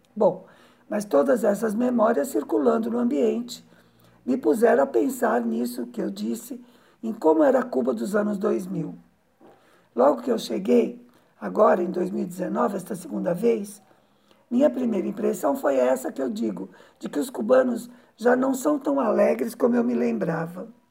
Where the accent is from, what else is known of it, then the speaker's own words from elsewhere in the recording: Brazil; como brasileira